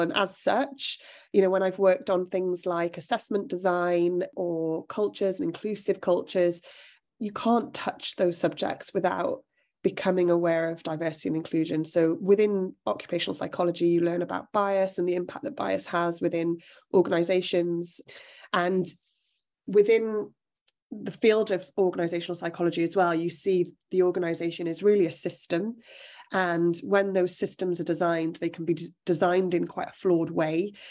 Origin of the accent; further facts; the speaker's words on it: South Wales, United Kingdom; So I'm from South Wales, which is an area that isn't, depending on what you do, but in most career spaces isn't steeped in opportunity